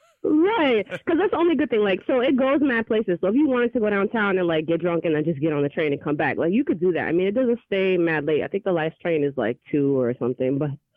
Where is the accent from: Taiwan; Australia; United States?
United States; Boston, Massachusetts; So I'm from Boston.